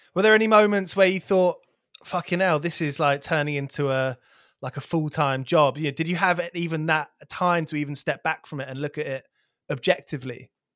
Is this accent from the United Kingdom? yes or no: yes; near Milton Keynes, South East England, United Kingdom; where I grew up near Milton Keynes